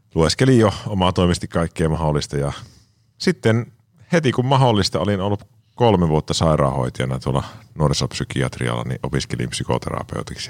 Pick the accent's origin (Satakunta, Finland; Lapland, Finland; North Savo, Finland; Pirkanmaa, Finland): North Savo, Finland; Kuopio; mä on lähtöisin Savosta, Kuopiosta